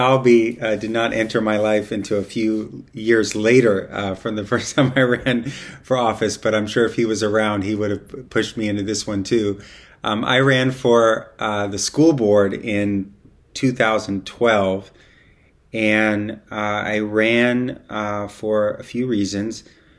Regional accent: Bay Area, California, United States; Born and raised in the Bay Area, and I live in the Tenderloin.

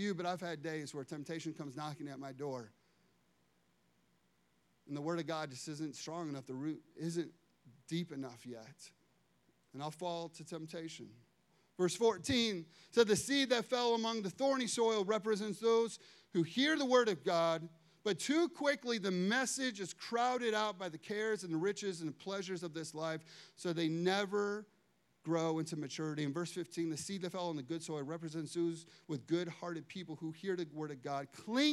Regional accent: Chicago, Illinois, United States; I'm from Chicago

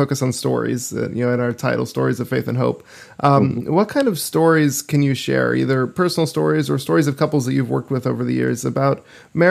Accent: Alaska, United States; I'm from Alaska

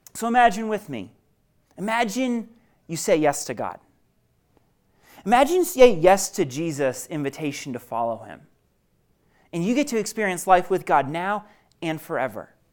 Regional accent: Maine, United States; moved away as an adult; now in Denver, United States; I'm originally from Maine

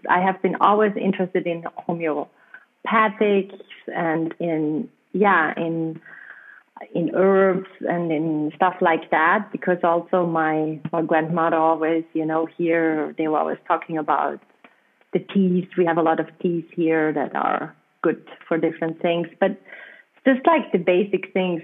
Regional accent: South Tyrol, Trentino-Alto Adige, Italy; accent: German; first language German; English is a second language; moved away as an adult; also born or lived in Peruvian Amazon; I'm coming from a um, from a region uh, close to the border to Austria, and we use so German but we are Italian passport holders.

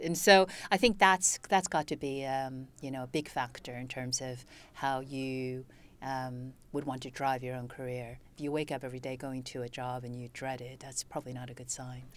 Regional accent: United States; also born or lived in China (family origin); now in United Kingdom; So I'm basically American, but I came to Britain years ago

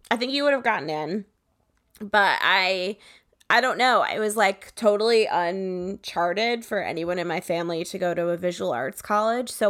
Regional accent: Connecticut, United States; I grew up in Connecticut disgusting.

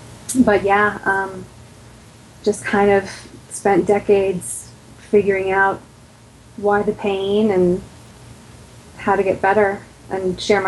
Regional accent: New York, United States; now in Florida, United States; I'm originally from New York in the U.S. and moved around a lot. I'm in Florida right now. I'm 42.

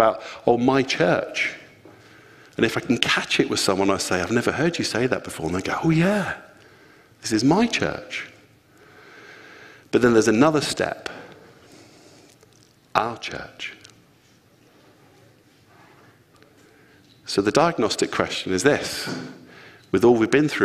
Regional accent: Luton, East of England, United Kingdom; I'm from Luton

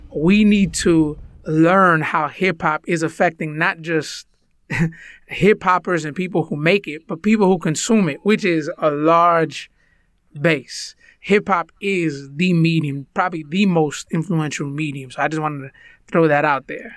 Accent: United States; first language Spanish; English is a second language; Spanish was actually my first language, although I was born in the United States.

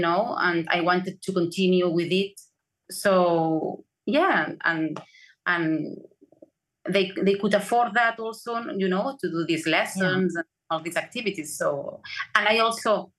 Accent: Barcelona, Catalonia, Spain; I was born in Barcelona

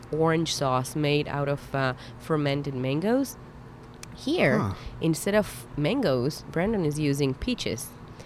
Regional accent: Haifa, Haifa District, Israel; now in Atlanta, United States; I grew up in Israel, in Haifa, up north on the coast

